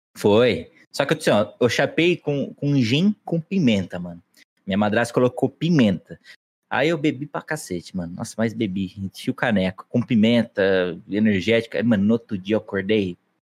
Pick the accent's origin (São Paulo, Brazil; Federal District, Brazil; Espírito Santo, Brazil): São Paulo, Brazil; Aguaí; a gente é de Aguaí